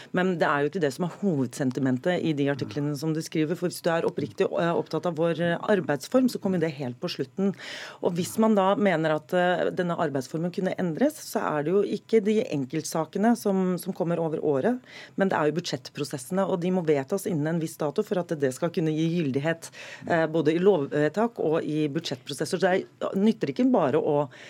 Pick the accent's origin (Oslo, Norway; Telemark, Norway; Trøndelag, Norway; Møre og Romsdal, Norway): Oslo, Norway; jeg er tilfeldigvis fra Oslo